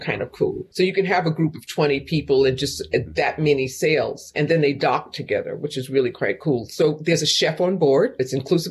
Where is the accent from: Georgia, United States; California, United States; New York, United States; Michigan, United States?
New York, United States; now in Louisville, United States; I'm here in Louisville. I'm a New Yorker in Appalachia